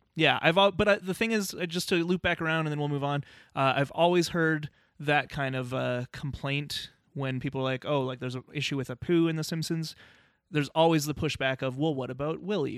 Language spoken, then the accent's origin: English; Canada; as a Canadian, there's certain things in our culture that I'm like, "I don't like that stuff," and I know I should 'cause I'm Canadian